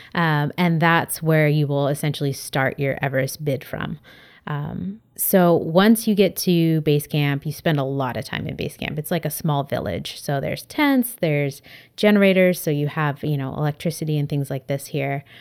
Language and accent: English; San Diego, California, United States; now in Berkeley, United States; I grew up in San Diego, California. So I was a beach kid